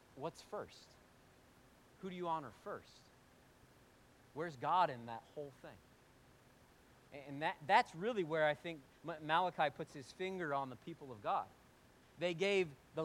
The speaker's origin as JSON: {"language": "English", "country": "United States", "said": "we're American"}